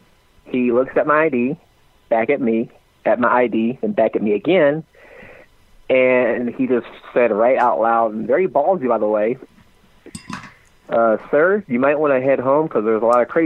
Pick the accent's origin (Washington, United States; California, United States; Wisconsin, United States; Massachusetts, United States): Wisconsin, United States; Racine; also born or lived in Milwaukee, Wisconsin; now in Richland Center, United States; Racine, Wisconsin is my hometown.